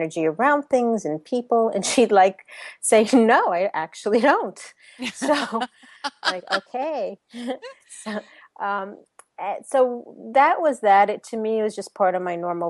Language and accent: English; New York, United States; accent: New York; moved away as an adult; now in Orlando, United States; I was born and raised in New York, as you might be able to hint from my accent, in New York